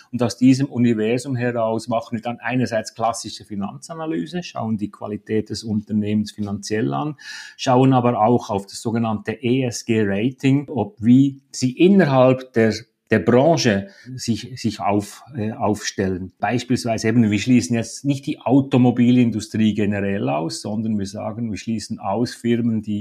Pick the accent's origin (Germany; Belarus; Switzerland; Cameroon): Switzerland; Ich glaube, die Regulation bei uns in der Schweiz, insbesondere von der Bankenaufsicht, die zielt in diese Richtung, oder?